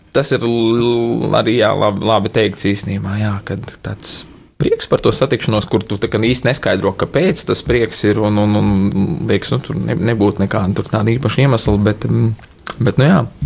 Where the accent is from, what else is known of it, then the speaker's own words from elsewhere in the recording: Liepāja, Kurzeme, Latvia; moved away as an adult; now in Riga, Latvia; es nāku no Liepājas